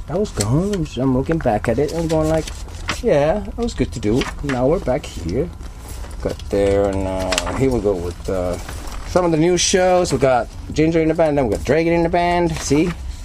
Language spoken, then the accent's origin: English; Helsinki, Uusimaa, Finland; now in Turku, Finland; I was born and raised in Helsinki